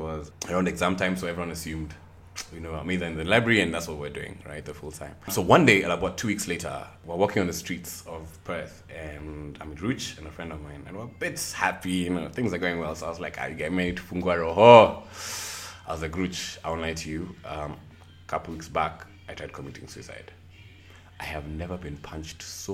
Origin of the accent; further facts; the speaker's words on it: Nairobi, Kenya; also born or lived in Nyeri; I am from Nairobi, Kenya. Also from Nyeri as well